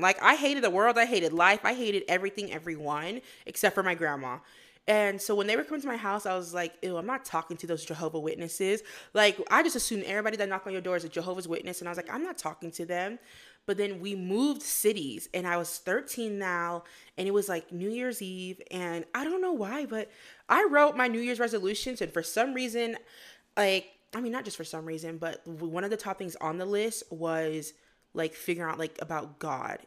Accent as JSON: {"language": "English", "town": "West Palm Beach", "region": "Florida", "country": "United States", "tie": "born or raised there", "also_born_or_lived": "Fort Lauderdale, Florida / Queens, New York", "moved": "as an adult", "lives_now": "Utah, United States", "said": "I was born in Fort Lauderdale, Florida, but then mostly grew up in West Palm Beach, Florida. But I also spent a lot of my childhood in Queens, New York with my grandma"}